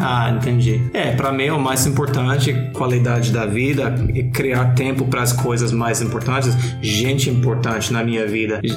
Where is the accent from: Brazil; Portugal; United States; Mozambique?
United States; Portuguese is a second language; now in Australia; obviamente sou americano